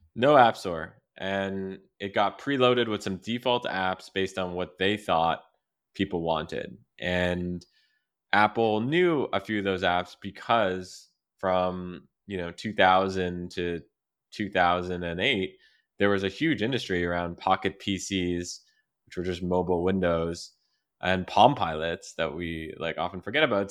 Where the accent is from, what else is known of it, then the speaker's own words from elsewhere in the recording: Quebec, Canada; growing up in Quebec